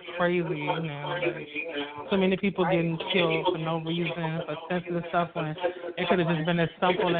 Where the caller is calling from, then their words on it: Richmond, Virginia, United States; I'm calling from Richmond, Virginia.